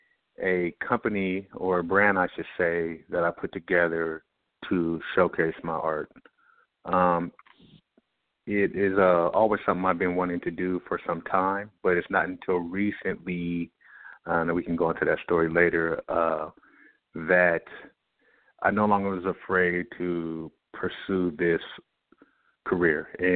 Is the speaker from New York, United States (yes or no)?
no; Seattle, Washington, United States; I am an artist from the Pacific Northwest region, close to Vancouver, Canada